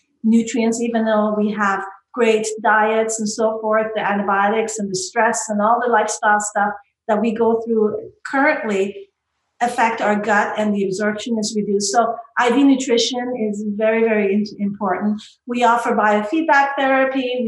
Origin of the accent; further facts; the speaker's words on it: Canada; I'm from Canada